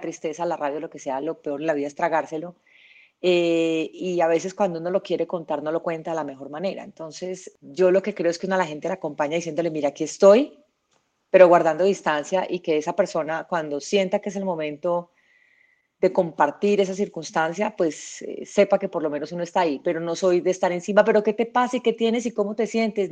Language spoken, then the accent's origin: Spanish; Medellín, Antioquia, Colombia; Yo nací en Medellín